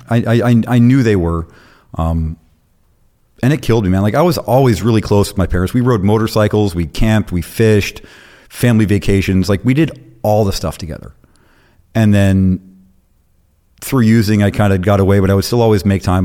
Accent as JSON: {"language": "English", "region": "Arizona", "country": "United States", "tie": "born or raised there", "also_born_or_lived": "South Carolina / Florida", "said": "lived in Florida for a while, really came up in Arizona, lived in Arizona twenty years. That's where I was junior high, high school, and post high school"}